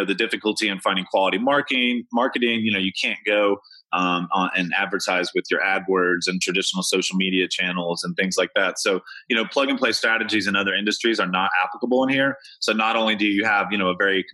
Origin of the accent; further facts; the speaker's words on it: Kentucky, United States; I'm from Kentucky